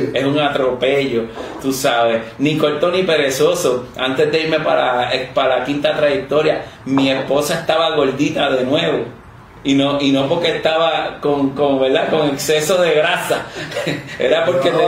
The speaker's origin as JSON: {"language": "Spanish", "town": "Mayagüez", "country": "Puerto Rico", "also_born_or_lived": "Guadalajara, Mexico", "moved": "as an adult", "said": "Yo vengo de Mayagüez"}